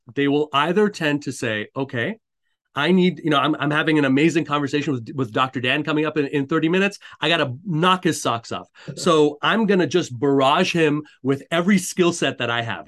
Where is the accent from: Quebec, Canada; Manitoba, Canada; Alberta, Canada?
Quebec, Canada; Montreal; I, I grew up in Montreal, uh, Canada.